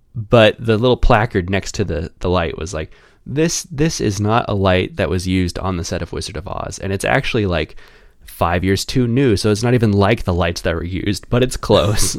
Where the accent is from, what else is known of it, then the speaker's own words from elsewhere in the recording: Kansas City, Kansas, United States; I'm from Kansas City, Kansas